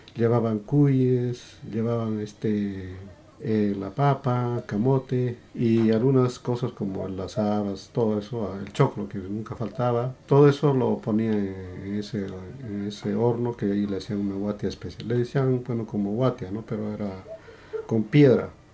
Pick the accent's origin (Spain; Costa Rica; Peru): Peru; Quillabamba, Cusco; moved away as an adult; nací en Perú y bueno, llegué a emigrar a varios, a varios países